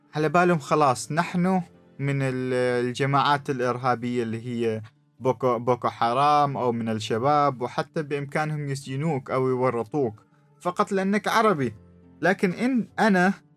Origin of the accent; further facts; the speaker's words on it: Oman; أنا من عمان وأنا مسلم